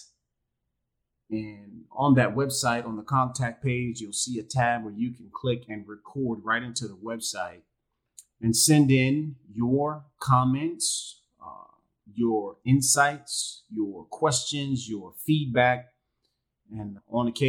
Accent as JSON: {"language": "English", "town": "Jacksonville", "region": "Florida", "country": "United States", "moved": "as an adult", "lives_now": "Panama", "said": "I am originally from Jacksonville, Florida"}